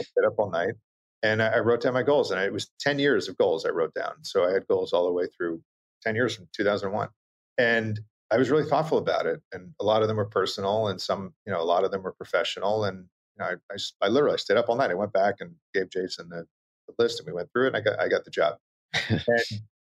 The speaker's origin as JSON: {"language": "English", "area": "Long Island", "region": "New York", "country": "United States", "tie": "born or raised there", "moved": "yes", "said": "I grew up on Long Island"}